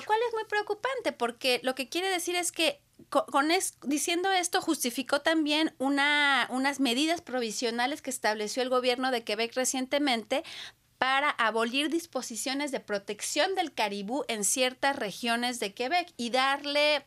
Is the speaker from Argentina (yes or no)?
no; Mexico; moved away; vengo de México